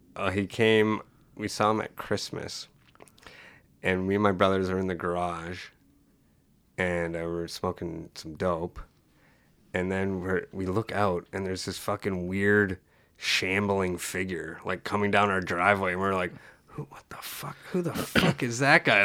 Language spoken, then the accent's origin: English; Sault Ste. Marie, Ontario, Canada; I was born in Sault Ste. Marie